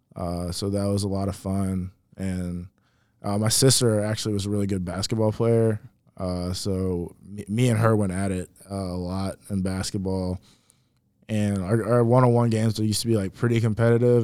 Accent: Richmond, Virginia, United States; moved away; Richmond, Virginia, uh, born and raised

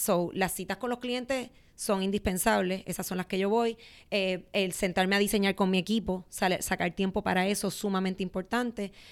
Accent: Puerto Rico; soy de Puerto Rico

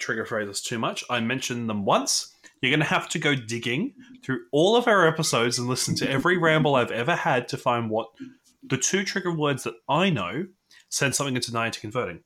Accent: Australia; as an Australian

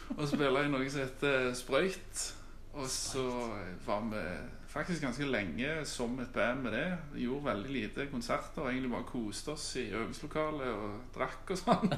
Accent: Austrått, Rogaland, Norway; Jeg har bodd på Austra i hele mitt liv

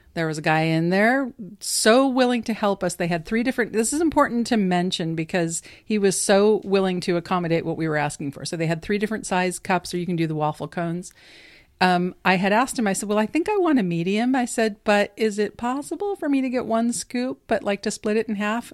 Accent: California, United States; I'm from California

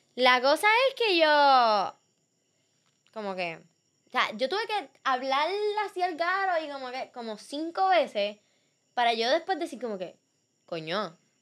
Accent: Puerto Rico; yo estoy de Puerto Rico. Y como que empezaron a vacilarse mi acento

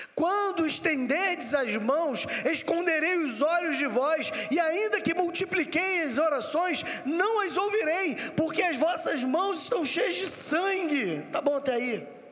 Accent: Rio de Janeiro, Brazil; sou do Rio de Janeiro

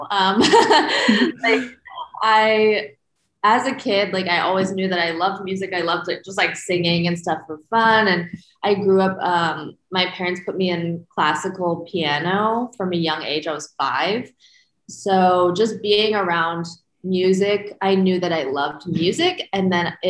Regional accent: Phoenix, Arizona, United States; So I'm from Phoenix, Arizona, and I was born and raised there

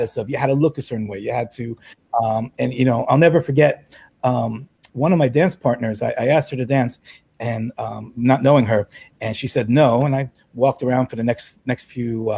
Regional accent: New York City, New York, United States; I'm a New Yorker

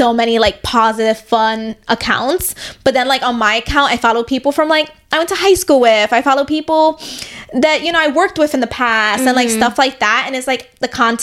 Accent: New York City, New York, United States; I grew up in New York my entire life

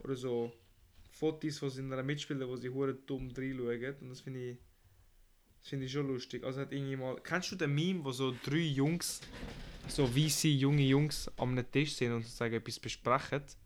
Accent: Switzerland; Wir sind ja Schweizer, wir sind da Schweizer genau

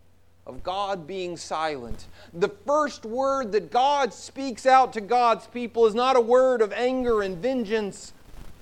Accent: South Carolina, United States; moved away; I grew up in South Carolina

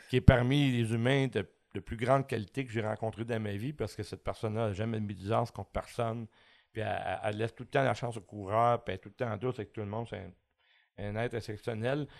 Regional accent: L'Acadie, Quebec, Canada; also born or lived in Saint-Jean-sur-Richelieu; je suis né à Saint-Jean, mais très jeune, on a déménagé dans la petite municipalité de l'Acadie. Puis euh, j'ai passé toute mon enfance à, euh, dans les marais de Saint-Paul-Launois

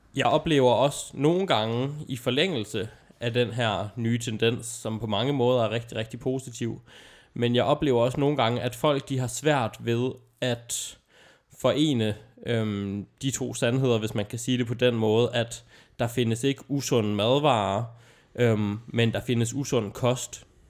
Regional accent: Aalborg, North Denmark Region, Denmark; min hjemstavn

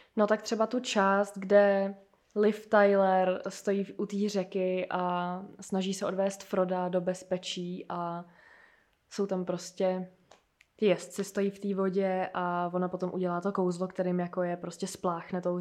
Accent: Plzeň, Plzeň Region, Czechia; moved away as an adult; also born or lived in Germany; now in Prague, Czechia; já jsem z Plzně a tam jsem bydlela do doby, než jsem šla na vejšku sem

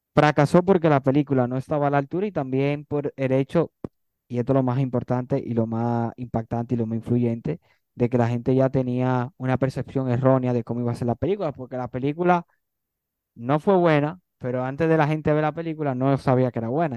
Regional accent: Dominican Republic; somos dominicanos

